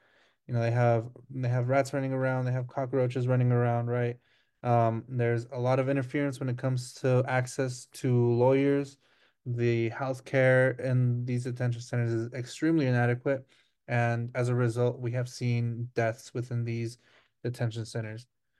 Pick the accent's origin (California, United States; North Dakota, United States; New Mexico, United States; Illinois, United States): New Mexico, United States; also born or lived in Chihuahua, Mexico; I am 25 now. So 2001, I was 2 years old. For me, growing up undocumented as well, it didn't really hit entirely up until like I was in high school. You know, before that, I would just sort of blend in with the majority Hispanic students here in New Mexico.